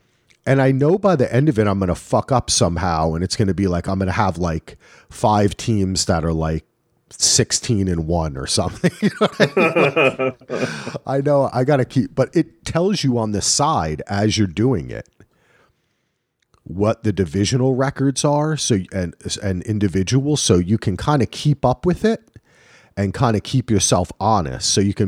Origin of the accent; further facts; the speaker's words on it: New Jersey, United States; I think of him as being an Eagle growing up in Jersey.